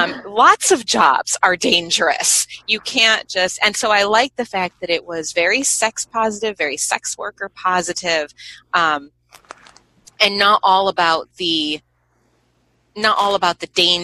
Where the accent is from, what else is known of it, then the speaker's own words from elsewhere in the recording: United States; I, as an American